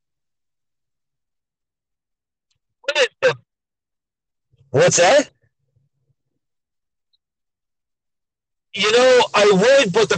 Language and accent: English; Milton, Ontario, Canada; moved away; my hometown of Milton, our hospital, when I moved away